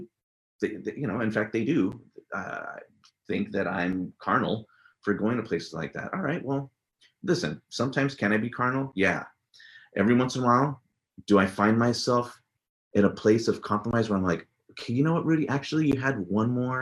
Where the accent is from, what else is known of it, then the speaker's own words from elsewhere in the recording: San Jose, California, United States; first language English; moved away as an adult; now in Forest Grove, United States; I grew up in San Jose, California, born and raised there. Spent most of my life there. I've only been up here in Oregon for 20 years now.